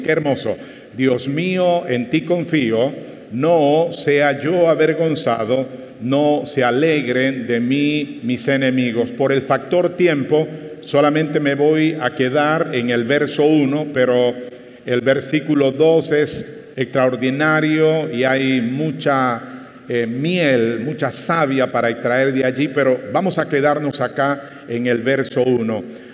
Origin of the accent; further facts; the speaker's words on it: Panama; cuando justo se inauguraba el Ingenio La Victoria en mi provincia natal